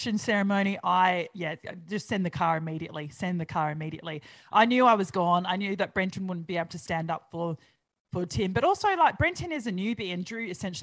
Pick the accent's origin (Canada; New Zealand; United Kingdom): New Zealand; now in Australia; I'm Kiwi